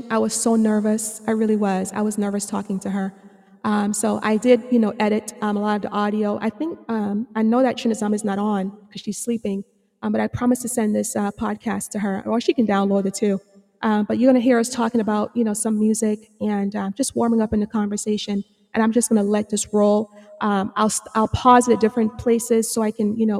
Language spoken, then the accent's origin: English; Jamaica; moved away; I'm from Jamaica